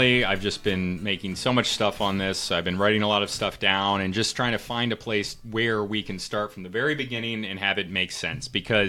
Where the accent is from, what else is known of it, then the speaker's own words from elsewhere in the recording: Connecticut, United States; I'm also from the Northeast, and I moved around quite a bit as a kid, but a lot of time in Connecticut, so I grew up around a lot of Jewish people.